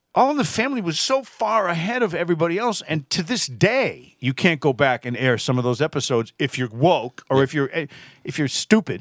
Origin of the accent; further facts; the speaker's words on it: Massachusetts, United States; I'm from Massachusetts